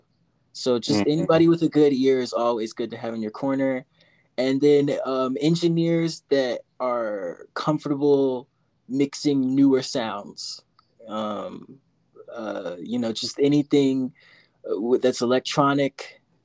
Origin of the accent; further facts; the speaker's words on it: Virginia Beach, Virginia, United States; now in Denver, United States; my hometown of Virginia, 757 Virginia Beach